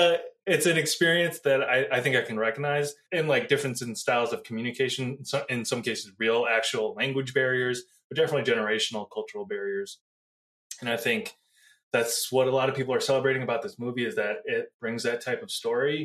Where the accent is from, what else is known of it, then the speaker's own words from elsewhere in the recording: United States; I grew up in an immigrant family. I am Chinese American.